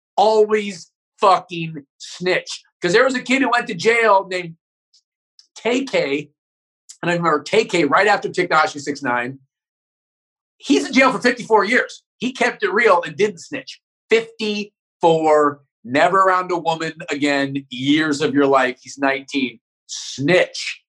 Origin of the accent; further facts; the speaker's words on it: Northern California, United States; also born or lived in Santa Barbara; I grew up in Northern California, so it was like all white people and Mexican immigrants.